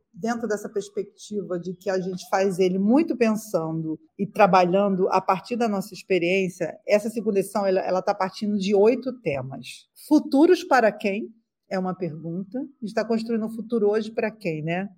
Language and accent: Portuguese; Rio de Janeiro, Brazil; Eu cresci na Nova Holanda, que é uma das 16 favelas da Maré